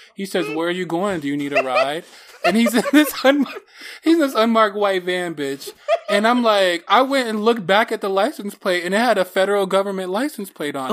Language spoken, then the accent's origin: English; Detroit, Michigan, United States; Detroit, my hometown